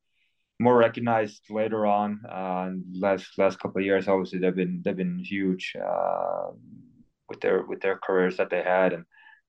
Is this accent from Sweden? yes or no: yes; Sweden; English is a second language; now in Detroit, United States